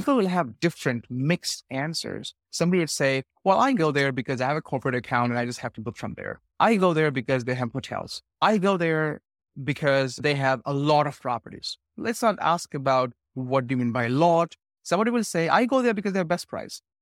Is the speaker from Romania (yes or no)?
no; India; moved away; I'm from India originally